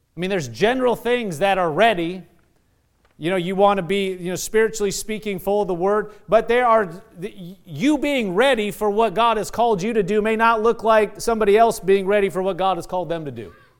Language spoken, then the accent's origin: English; Nebraska, United States; moved away; I'm from Nebraska.